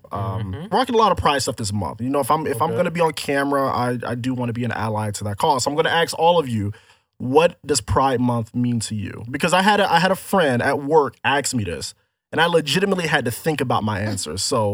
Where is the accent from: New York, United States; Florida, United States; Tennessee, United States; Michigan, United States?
Florida, United States; I grew up in Florida